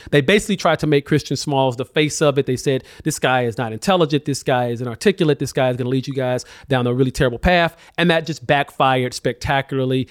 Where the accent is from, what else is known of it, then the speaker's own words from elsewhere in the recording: Alabama, United States; now in New York, United States; I'm not from Bessemer, but I'm from Alabama